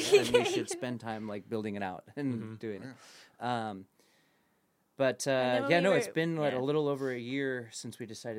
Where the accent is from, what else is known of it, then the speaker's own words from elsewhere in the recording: California, United States; also born or lived in Austin, Texas; we grew up in California.